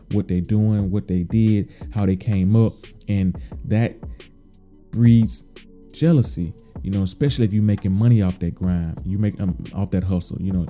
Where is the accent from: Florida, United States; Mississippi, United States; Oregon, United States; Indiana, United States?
Mississippi, United States; moved away; I'm from the South, man. I'm from the Mississippi